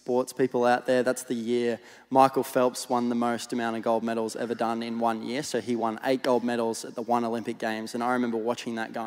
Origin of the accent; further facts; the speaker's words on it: Gold Coast, Queensland, Australia; I'm Gold Coast born and bred. So for 20 years, I was living on the Gold Coast